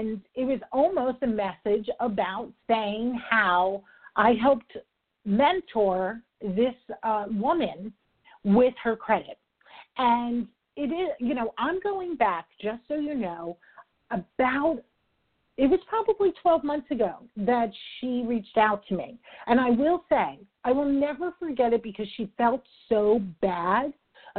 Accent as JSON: {"language": "English", "region": "New York", "country": "United States", "said": "I'm a New Yorker, I talk fast"}